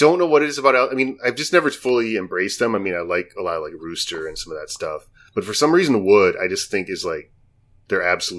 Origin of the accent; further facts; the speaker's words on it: Midwest, United States; growing up in the Midwest